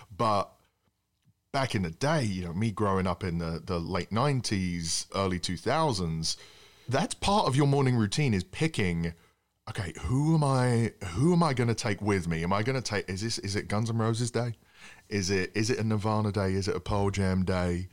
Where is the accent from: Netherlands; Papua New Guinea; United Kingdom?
United Kingdom; England; now in United States; being an Englishman